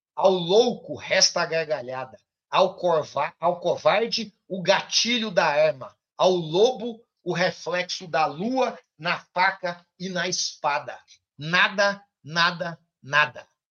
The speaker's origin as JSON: {"language": "Portuguese", "town": "Ituiutaba", "region": "Minas Gerais", "country": "Brazil", "tie": "born or raised there", "moved": "yes", "lives_now": "Goiás, Brazil", "said": "minha cidade natal amada, Ituiutaba"}